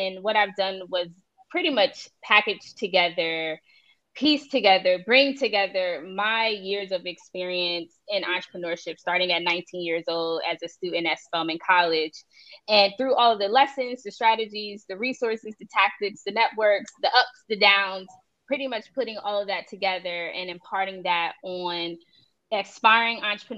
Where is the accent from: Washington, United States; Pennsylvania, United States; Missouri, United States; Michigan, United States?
Pennsylvania, United States; Philadelphia; now in Miami, United States; I'm originally from Philadelphia. I currently live in Miami, Florida